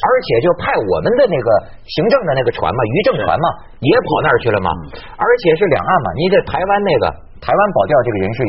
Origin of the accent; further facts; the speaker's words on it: China; 这样的奇耻大辱，我们中国人就这么忍呐忍呐！